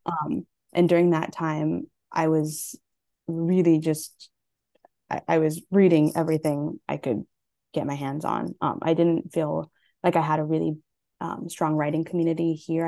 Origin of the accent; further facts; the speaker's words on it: Hawaii, United States; I'm Native Hawaiian and Japanese